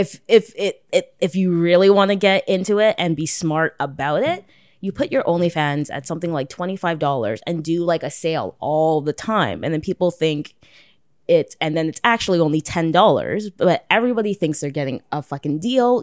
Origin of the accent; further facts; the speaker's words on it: Toronto, Ontario, Canada; I'm, like, born and raised Toronto